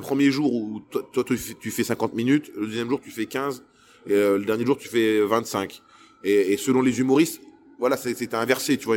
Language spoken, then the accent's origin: French; Lille, Hauts-de-France, France; je suis un Lillois